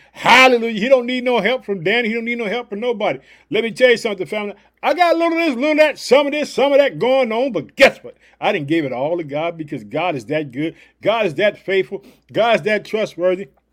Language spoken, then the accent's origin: English; Illinois, United States; I live in the city of Chicago, but Illinois is my home state.